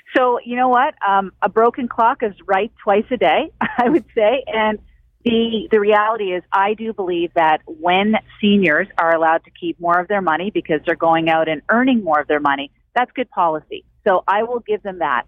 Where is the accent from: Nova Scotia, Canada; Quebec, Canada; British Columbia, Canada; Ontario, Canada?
Nova Scotia, Canada; Cape Breton; moved away; I come from Cape Breton where there were company houses